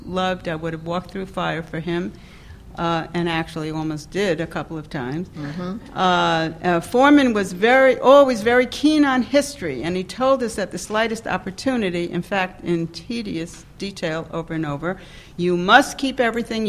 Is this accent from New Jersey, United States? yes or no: no; New York, United States; moved away as an adult; also born or lived in the South; born and bred in New York